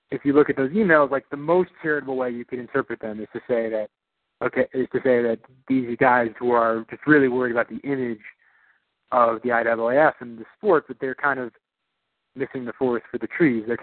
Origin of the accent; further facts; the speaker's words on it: New York, United States; born there; I was actually I was born in New York. That's where my family's from.